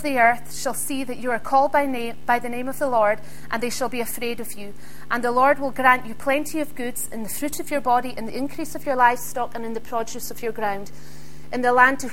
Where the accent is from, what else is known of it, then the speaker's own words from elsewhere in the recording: Isle of Skye, Scotland, United Kingdom; I come from the Isle of Skye